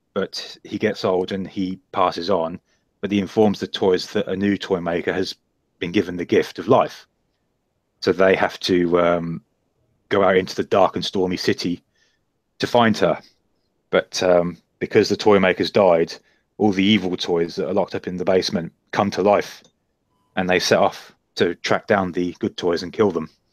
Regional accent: Bedford, East of England, United Kingdom; my hometown of Bedford

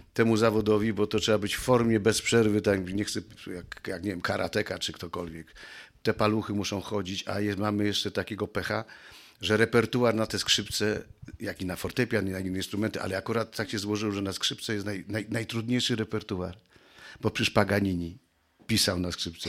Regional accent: Kraków, Lesser Poland, Poland; się urodziłem, kochani, w Krakowie

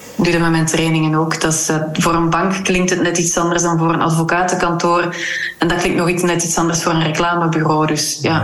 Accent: Kortenberg, Flanders, Belgium; now in Huldenberg, Belgium; ik ben in Kortenberg opgegroeid en dan ben in Huldenberg komen wonen.

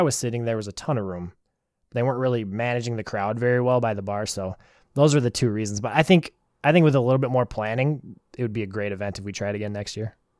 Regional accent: Wisconsin, United States; I'm from Wisconsin

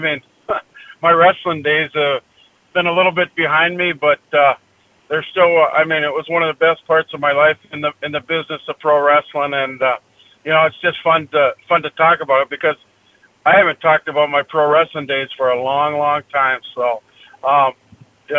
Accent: Sherack, Minnesota, United States; also born or lived in Grand Forks, North Dakota; I grew up in Sherack, Minnesota, which is only like 40 miles from Thief River Falls down Highway 21

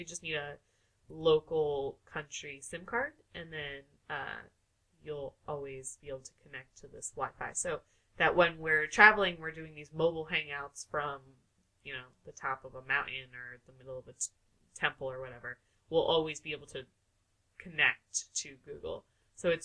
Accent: New York, United States; I am from New York

